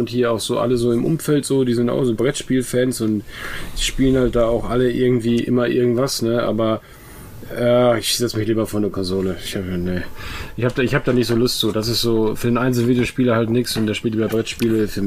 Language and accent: German; West Germany, Germany; Nein, ich, ich komme ich komm aus Westdeutschland.